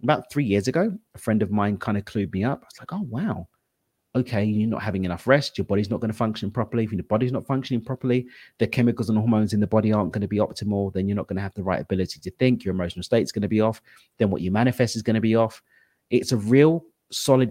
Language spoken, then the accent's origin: English; London, United Kingdom; Born and raised in East London